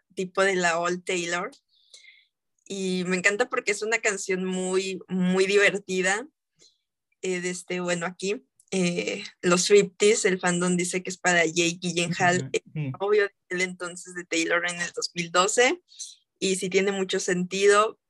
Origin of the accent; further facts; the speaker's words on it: Mexico; aquí en mi país, México